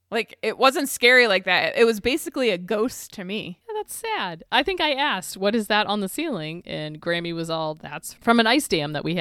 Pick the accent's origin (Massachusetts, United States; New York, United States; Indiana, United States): Massachusetts, United States; Boston; and we're both from Boston.